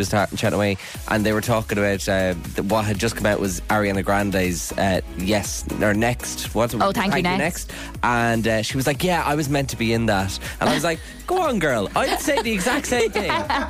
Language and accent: English; Cork, Munster, Ireland; I am from the People's Republic of Cork.